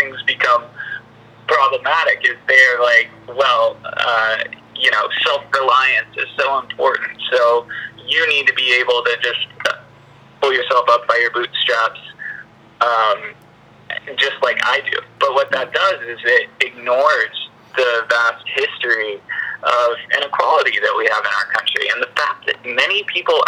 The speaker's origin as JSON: {"language": "English", "region": "Texas", "country": "United States", "tie": "born or raised there", "said": "I grew up in Texas. I grew up in a rural community, everyone was a Republican"}